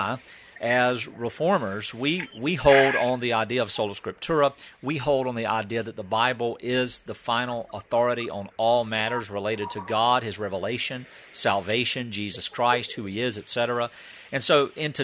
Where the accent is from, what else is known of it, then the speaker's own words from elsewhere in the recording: the South, United States; growing up in the South, we learned a song as a child